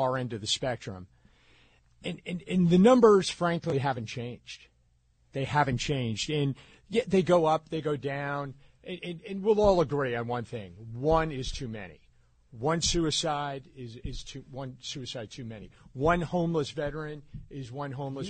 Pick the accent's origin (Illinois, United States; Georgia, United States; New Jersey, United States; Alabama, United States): New Jersey, United States; I grew up in North Jersey